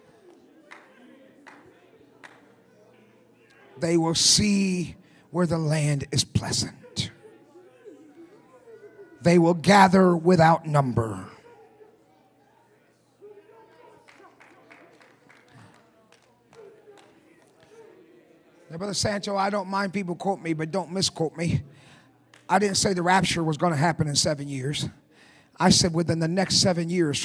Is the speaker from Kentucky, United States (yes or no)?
no; Michigan, United States; I grew up in Michigan. I know about snow.